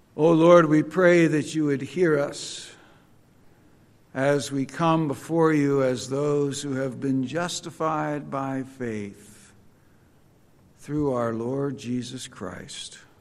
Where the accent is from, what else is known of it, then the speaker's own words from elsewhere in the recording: Rockford, moved 50 miles closer to Chicago, Illinois, United States; when I was a kid, we moved in January of 1967 from Rockford, Illinois, 50 miles closer to Chicago